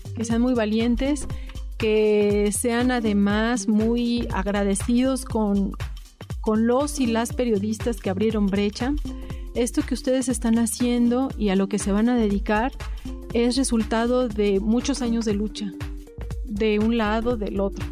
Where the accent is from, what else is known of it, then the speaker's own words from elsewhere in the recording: Puebla, Mexico; moved away as an adult; now in Switzerland; yo nací en Puebla